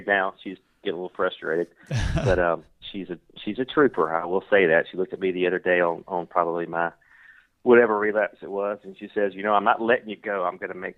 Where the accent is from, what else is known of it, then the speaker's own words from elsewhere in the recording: the South, United States; I'm from the South. Love being from the South.